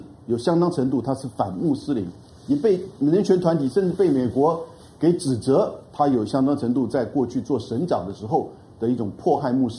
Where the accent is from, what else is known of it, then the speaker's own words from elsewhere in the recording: Taiwan; 我们台湾人到印度